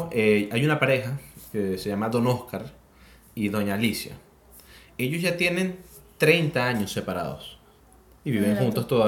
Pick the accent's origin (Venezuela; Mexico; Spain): Venezuela; now in Chile; el promedio de vida que hay en Venezuela, nosotros somos venezolanos, es muy distinto al promedio de vida que hay acá en Chile.